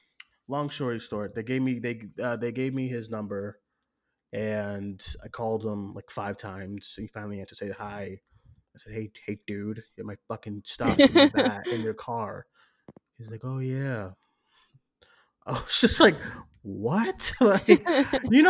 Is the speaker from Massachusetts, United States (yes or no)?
yes; Boston, Massachusetts, United States; I grew up in Boston